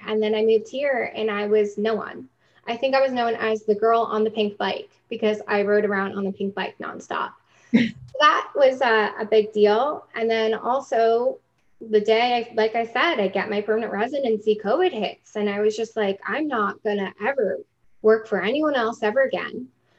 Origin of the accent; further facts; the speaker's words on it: New York City, New York, United States; moved away as an adult; And it was hard moving to a new country at 25. I was the girl from New York City that everyone's like, okay.